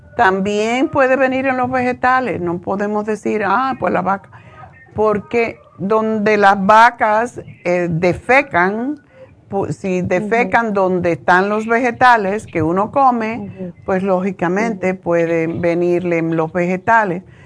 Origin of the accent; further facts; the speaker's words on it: Cuba; Yo soy cubana